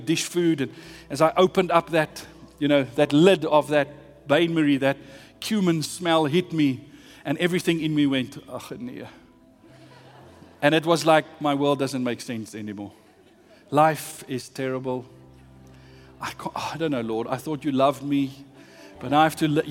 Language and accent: English; South Africa; I'm South African.